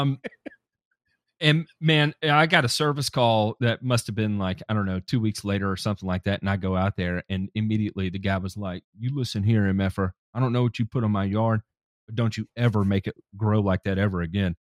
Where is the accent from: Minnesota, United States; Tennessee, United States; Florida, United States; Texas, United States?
Tennessee, United States; someone else from Tennessee